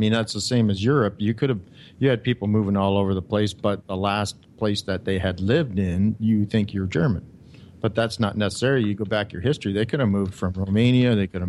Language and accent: English; Canada; moved away as an adult; My mom and dad were both born in Canada. I was born in Canada. To me, that made me Canadian.